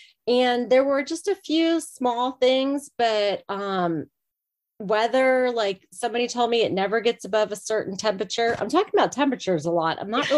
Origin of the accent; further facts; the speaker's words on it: Virginia, United States; I was born and raised in Virginia too.